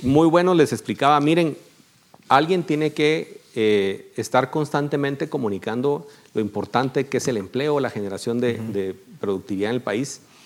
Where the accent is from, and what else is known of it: Guatemala